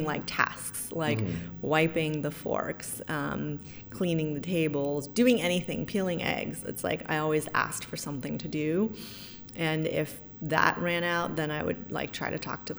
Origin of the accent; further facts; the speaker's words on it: San Francisco, California, United States; I was born and raised in San Francisco